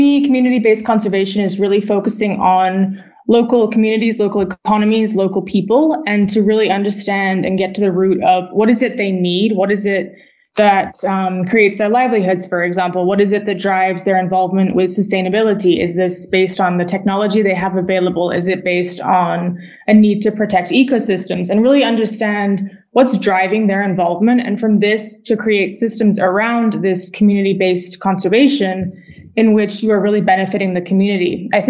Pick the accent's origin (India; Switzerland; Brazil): Switzerland; also born or lived in United States; I grew up as a Brit living in the U.S. and living in Switzerland, where I spent most of my formative years, and then also living in the U.S.